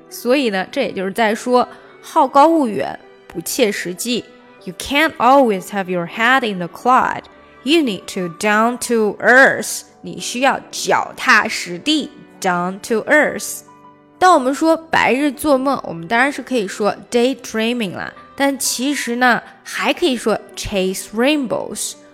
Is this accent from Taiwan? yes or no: no; China; 我们中国人